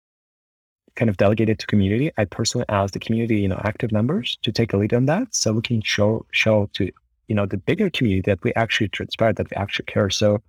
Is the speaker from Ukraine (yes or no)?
yes; Kharkiv, Kharkiv Oblast, Ukraine; moved away as an adult; also born or lived in Kyiv; I'm actually from Ukraine. I grew up in a city called Kharkiv, which is the second largest city in Ukraine and the first capital